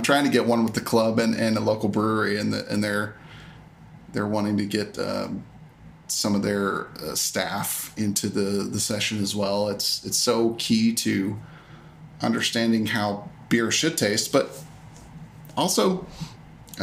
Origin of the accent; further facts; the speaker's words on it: Arkansas, United States; the laws in Arkansas, which is where I'm from.